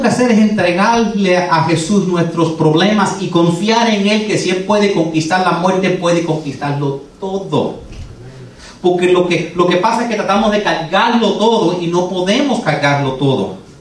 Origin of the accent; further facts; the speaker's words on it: United States; first language English; Spanish is a second language; Yo nací aquí, yo soy americano. Yo hablo inglés y tuve que aprender a leer el español.